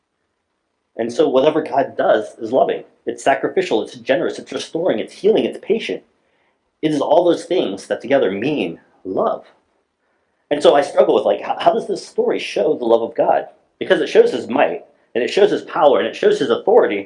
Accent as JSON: {"language": "English", "region": "Alaska", "country": "United States", "said": "I'm from Alaska"}